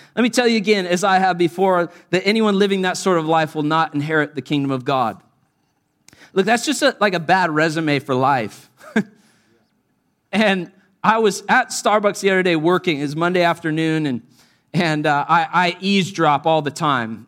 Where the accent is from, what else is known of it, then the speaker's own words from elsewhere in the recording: United States; often I'm the only American in these settings